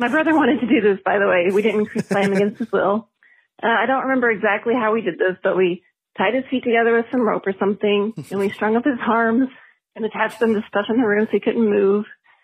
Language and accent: English; Oklahoma, United States; I'm from Oklahoma.